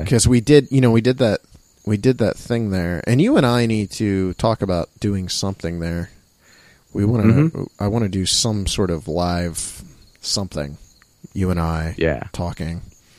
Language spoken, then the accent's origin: English; Wadsworth, Ohio, United States; my hometown of Wadsworth.